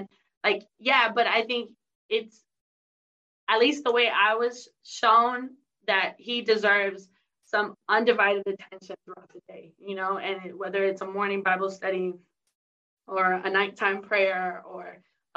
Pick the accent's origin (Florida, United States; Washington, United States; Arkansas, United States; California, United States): California, United States; San Diego; I'm from San Diego. And so we have the Rock Church